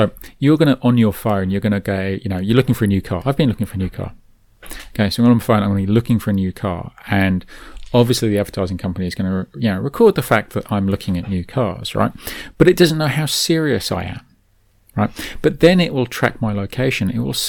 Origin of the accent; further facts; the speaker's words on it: New Zealand; Anyway, we're from New Zealand. We've mentioned that, I think.